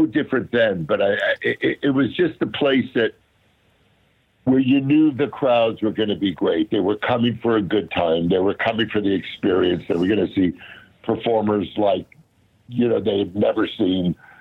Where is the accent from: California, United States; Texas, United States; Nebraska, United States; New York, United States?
California, United States; the Valley, Southern; I grew up out here in Southern Cal, in the Valley